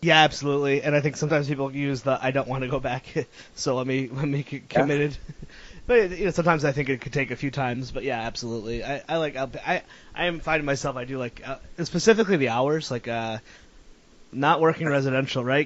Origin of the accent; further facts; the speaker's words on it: Connecticut, United States; moved away as an adult; now in Rhode Island, United States; I'm from Connecticut